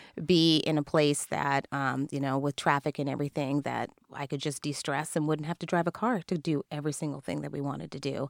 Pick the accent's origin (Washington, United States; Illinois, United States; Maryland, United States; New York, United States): Washington, United States; Kirkland; growing up in Kirkland